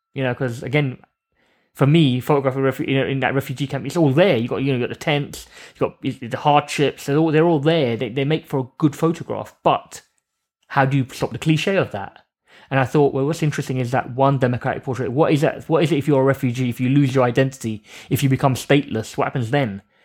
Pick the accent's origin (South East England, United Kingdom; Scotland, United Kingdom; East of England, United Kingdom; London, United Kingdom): London, United Kingdom; I grew up around East London